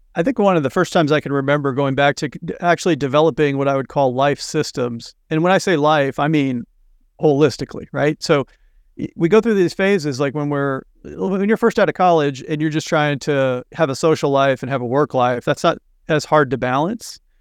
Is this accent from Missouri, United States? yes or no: yes; Missouri, United States; now in Cape Cod, Massachusetts, United States; I grew up in the Midwest in Missouri